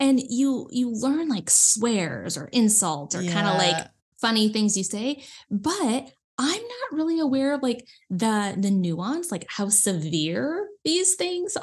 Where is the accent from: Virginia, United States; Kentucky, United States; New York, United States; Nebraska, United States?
Nebraska, United States; I'm from the US, if you hadn't noticed by my accent. I'm from like Nebraska, which is right in the middle, real small town, like rural farms everywhere